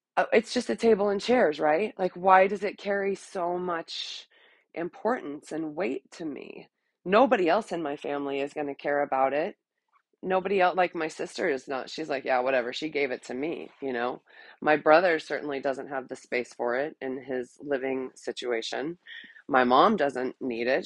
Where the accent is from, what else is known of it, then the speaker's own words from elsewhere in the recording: Texas, United States; ever since I was a teeny tiny little girl growing up in Texas.